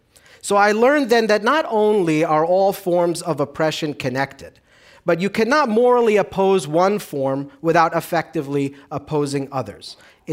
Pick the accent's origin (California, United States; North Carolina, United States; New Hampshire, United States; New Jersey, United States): New Jersey, United States; also born or lived in Lod, Israel; I grew up about 5 miles west of here in a lower middle-class New Jersey town that was predominantly Irish and Italian-American.